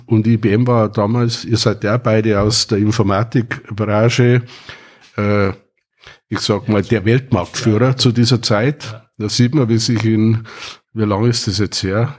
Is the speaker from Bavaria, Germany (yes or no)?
yes; Wartenberg, Bavaria, Germany; bin äh, geboren worden in Wartenberg, in einem alten Wartenberger Krankenhaus